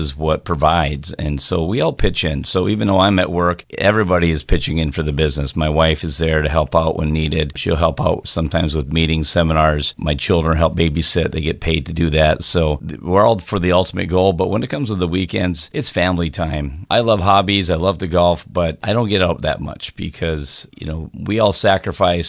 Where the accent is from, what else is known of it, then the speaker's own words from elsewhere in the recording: Midwest, United States; I grew up in the Midwest